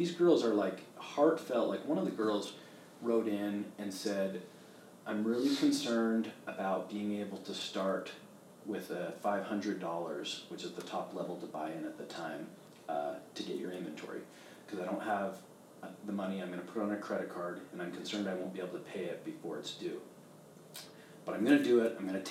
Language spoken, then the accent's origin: English; Canada; moved away; I grew up in Canada